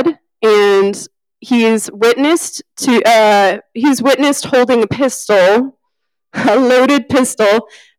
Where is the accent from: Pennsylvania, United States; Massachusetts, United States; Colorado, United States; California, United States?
California, United States; I'm from California